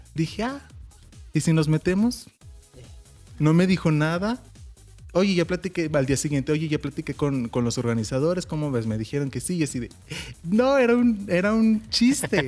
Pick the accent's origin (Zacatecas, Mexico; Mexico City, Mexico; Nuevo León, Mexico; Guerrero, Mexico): Zacatecas, Mexico; chica zacatecana